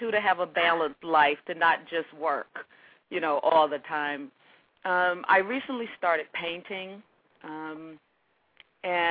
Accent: the South, United States; being a Southerner, you know, I cook all those Southern things

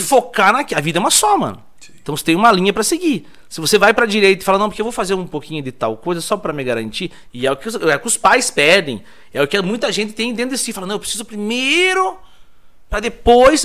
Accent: Tibagi, Paraná, Brazil; moved away; also born or lived in Ponta Grossa; Eu sou nascido e criado em Tibagi mesmo

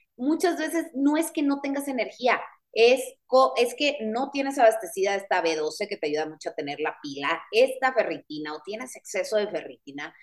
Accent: Guaymas, Sonora, Mexico; yo soy de Guaymas, Sonora

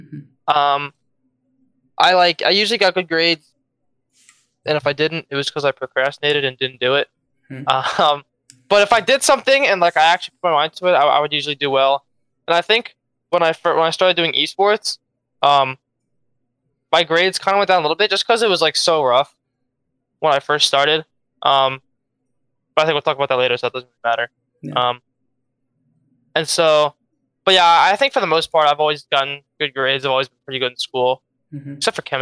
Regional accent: Philadelphia, Pennsylvania, United States; No, always in the Philadelphia school distric

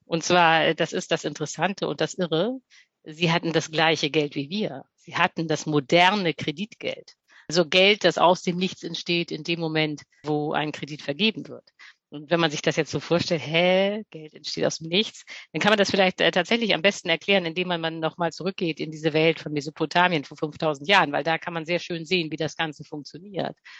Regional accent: Hamburg, Germany; moved away as an adult; now in Berlin, Germany; ich komme eigentlich ursprünglich aus Hamburg, lebe jetzt aber in Berlin

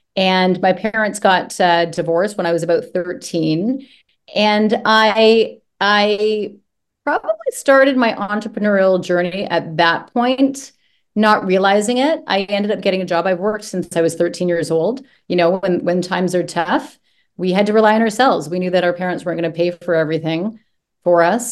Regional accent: Brampton, Ontario, Canada; I grew up just outside of Toronto, Ontario, in a place called Brampton, Ontario

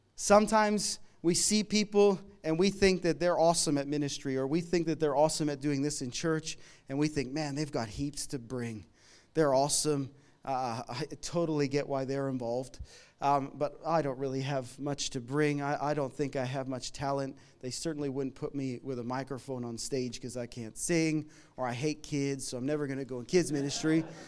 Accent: Canada; now in Melbourne, Australia; I'm from Canada. We came here a, a bunch of years ago

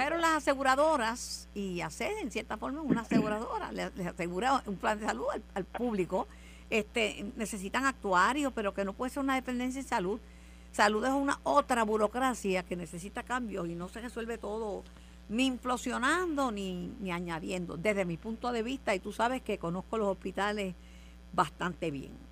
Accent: Mayagüez, Puerto Rico; also born or lived in Río Piedras; en mi casa nunca hubo aire acondicionado, nunca, nunca, nunca, nunca en Mayagüez

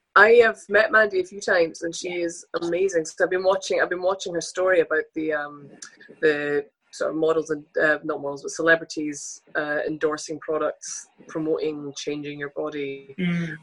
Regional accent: Scotland, United Kingdom; as two Scottish models

